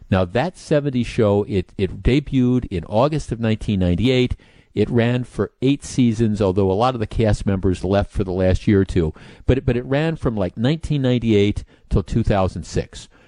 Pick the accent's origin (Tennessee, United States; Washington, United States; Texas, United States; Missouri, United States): Texas, United States; now in Wisconsin, United States; I grew up in Texas, was hooked on Whataburger.